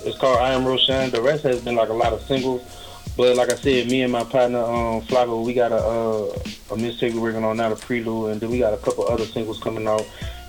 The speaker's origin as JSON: {"language": "English", "town": "New Orleans", "region": "Louisiana", "country": "United States", "moved": "yes", "lives_now": "Alabama, United States", "said": "I'm from New Orleans."}